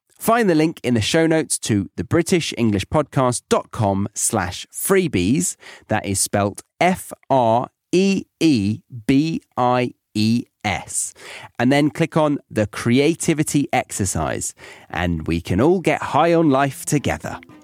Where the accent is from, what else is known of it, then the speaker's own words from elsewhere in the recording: United Kingdom; moved away as an adult; also born or lived in Ohio, United States / Bavaria, Germany; being British in America or in Ohio particularly, everyone was just like, "Oh my God, your accent. Wow."